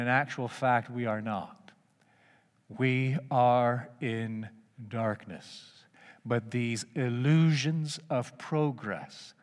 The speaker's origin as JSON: {"language": "English", "town": "Markham", "region": "Ontario", "country": "Canada", "tie": "born or raised there", "said": "I grew up in Markham, just northeast of the big city, and it was just a hamlet back in those days"}